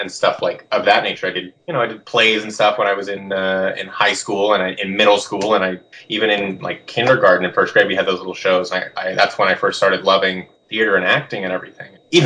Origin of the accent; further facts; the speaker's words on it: Seattle, Washington, United States; I grew up in Seattle